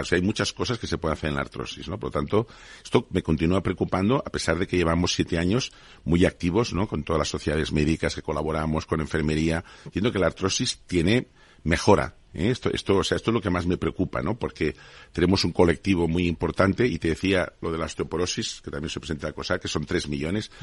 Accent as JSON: {"language": "Spanish", "country": "Spain"}